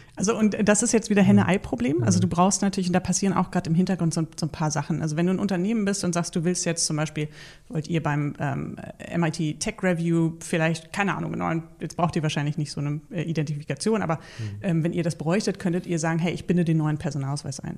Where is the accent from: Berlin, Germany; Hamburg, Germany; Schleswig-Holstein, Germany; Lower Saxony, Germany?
Berlin, Germany; ich bin in, in Berlin-Spandau groß geworden